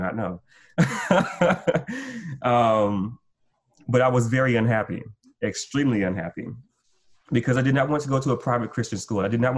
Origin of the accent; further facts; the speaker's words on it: Gulf Coast, United States; I'm from the Gulf Coast, so we lost our house, we lost everything